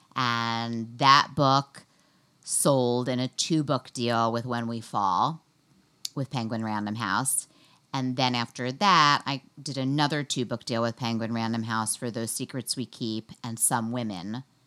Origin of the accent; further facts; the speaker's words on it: New York City, New York, United States; I grew up in New York City, and then I went to Smith College